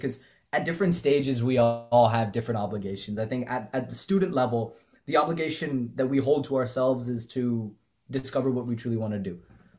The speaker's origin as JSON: {"language": "English", "area": "Bay Area", "region": "California", "country": "United States", "tie": "born or raised there", "said": "I grew up in the Bay Area"}